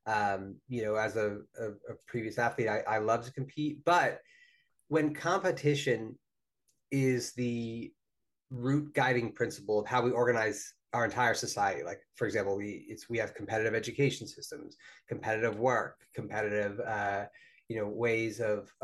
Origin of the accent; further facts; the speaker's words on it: New Jersey, United States; my home state of New Jersey